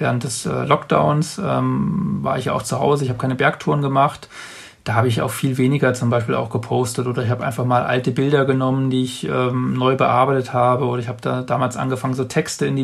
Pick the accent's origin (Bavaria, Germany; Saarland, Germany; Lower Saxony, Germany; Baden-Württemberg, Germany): Bavaria, Germany; das sind mehr Menschen als jetzt in meiner äh, in meiner Heimatstadt jetzt hier im, im Allgäu.